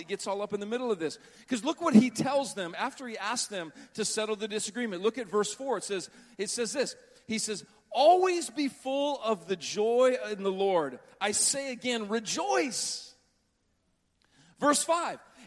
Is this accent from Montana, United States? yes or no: yes; Butte, Montana, United States; When I was growing up in Butte, Montana, it was terrible